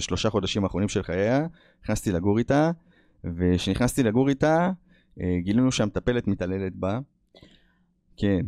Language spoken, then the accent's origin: Hebrew; Israel; moved away as an adult; also born or lived in United States; אני ברחתי מהארץ בגיל עשרים ושתיים